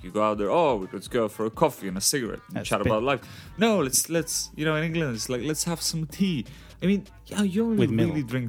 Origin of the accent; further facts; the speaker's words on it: North Macedonia; moved away as an adult; also born or lived in Malta; now in London, United Kingdom; I live in the UK. Live in London at the moment. I'm from Macedonia. North Macedonia.